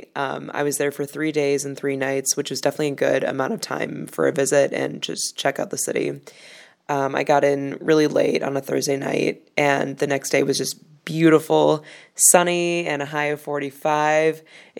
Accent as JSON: {"language": "English", "town": "Chicago", "region": "Illinois", "country": "United States", "said": "I'm from Chicago"}